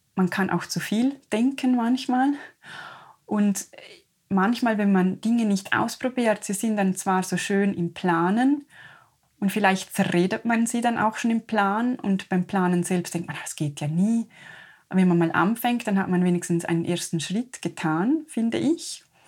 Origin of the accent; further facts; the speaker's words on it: Liechtenstein; wir als Liechtensteiner